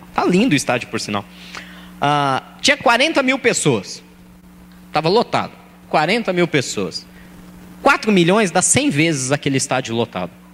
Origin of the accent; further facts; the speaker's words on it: São Paulo, Brazil; eu nasci e fui criado em Guaianazes